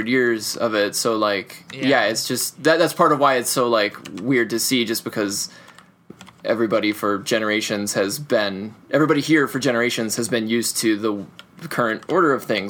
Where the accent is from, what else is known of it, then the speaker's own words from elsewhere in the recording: United States; as an American